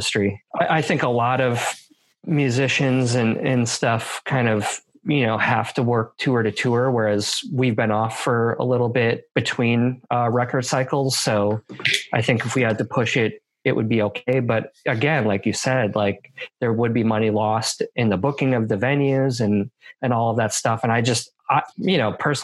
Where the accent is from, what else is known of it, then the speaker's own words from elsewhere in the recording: Milwaukee, Wisconsin, United States; now in Portland, United States; I'm from Milwaukee.